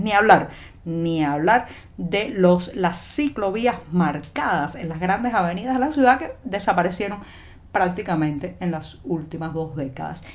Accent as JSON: {"language": "Spanish", "country": "Cuba", "said": "cubana, periodista, ciudadana."}